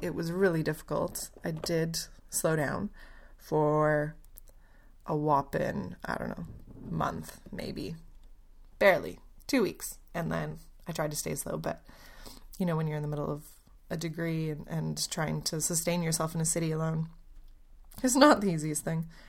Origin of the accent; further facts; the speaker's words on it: Canada; moved away as an adult; also born or lived in Poland; now in Melbourne, Australia; I'm Polish, but I grew up in Canada.